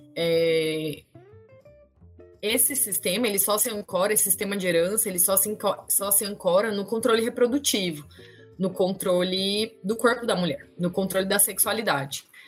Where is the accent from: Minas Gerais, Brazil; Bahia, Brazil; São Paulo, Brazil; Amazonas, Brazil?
São Paulo, Brazil; Campinas; moved away as an adult; now in Rio Grande do Norte, Brazil; eu nasci em São Paulo, é, mas morei a vida, assim, até de quando nasci até 25 anos, mais ou menos, em Campinas, né, interior de São Paulo.